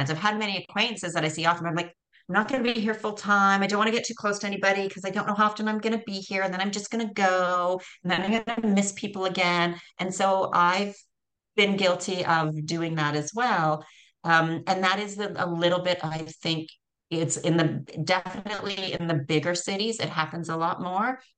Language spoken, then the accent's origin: English; Canada; also born or lived in Costa Rica; So I'm from Canada, moved to Costa Rica.